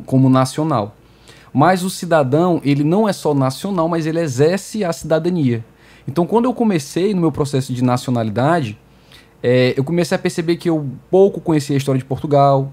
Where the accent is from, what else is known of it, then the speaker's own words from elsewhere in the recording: Fortaleza, Ceará, Brazil; mesmo que eu e você tenhamos nascido aqui no Brasil. Uhum. Eu em Fortaleza